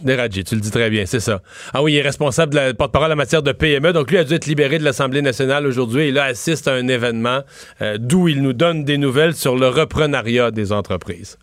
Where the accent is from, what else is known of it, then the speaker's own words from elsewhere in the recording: Rivière-du-Loup, Quebec, Canada; Chez nous, à Rivière-du-Loup